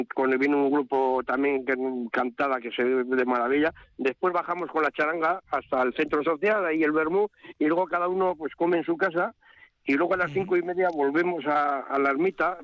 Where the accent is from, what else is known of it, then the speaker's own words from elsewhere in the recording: Hueto Abajo, Basque Country, Spain; yo soy de Huerto de toda vida y una vida ya larga. Estoy jubilado y nací aquí, yo nací aquí